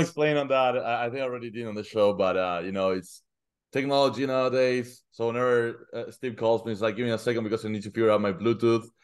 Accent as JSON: {"language": "English", "country": "Argentina", "moved": "as an adult", "lives_now": "United States", "said": "I'm originally from Argentina"}